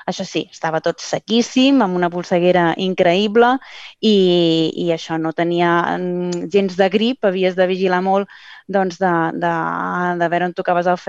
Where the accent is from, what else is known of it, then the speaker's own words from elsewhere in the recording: Catalonia, Spain; nosaltres som del Maresme